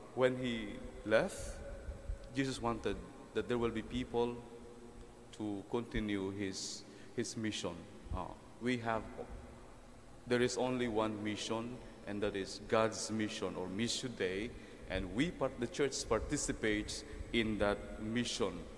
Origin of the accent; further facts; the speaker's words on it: Mindoro, Mimaropa, Philippines; now in Quezon City, Philippines; when I was growing up in Mindoro